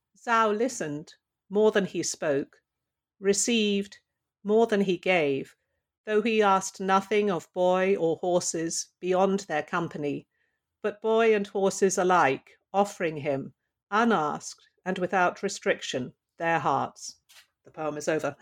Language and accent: English; London, United Kingdom; now in Pittsburgh, United States; I grew up in London